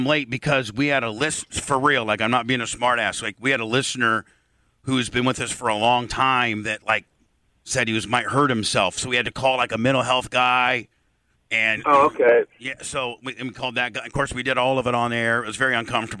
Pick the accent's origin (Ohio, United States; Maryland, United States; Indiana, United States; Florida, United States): Indiana, United States; Warsaw; moved away; I'm from Warsaw, Indiana.